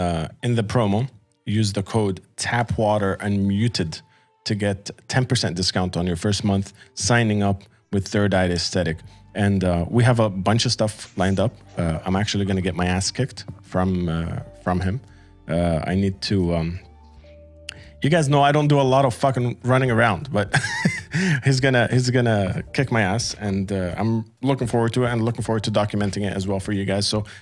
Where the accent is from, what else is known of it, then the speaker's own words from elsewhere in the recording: Amman, Amman Governorate, Jordan; also born or lived in Qatar; one of the first quote unquote real bands that I found growing up in the Middle East. You know, I moved from Qatar to Jordan, and I was like trying to get into the scene.